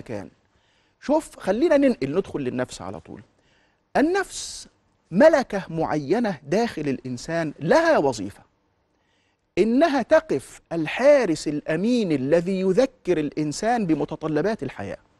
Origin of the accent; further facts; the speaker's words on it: Egypt; انا كمواطن مصري في المقام الاول مهموم ببلدي